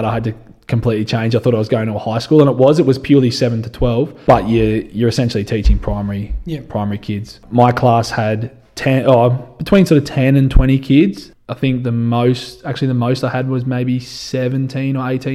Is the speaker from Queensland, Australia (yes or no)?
no; Dubbo, New South Wales, Australia; also born or lived in Canada / Alice Springs; I grew up in Dubbo, you know, spent a little bit of time over in Canada, but that's the only time I've spent away from here.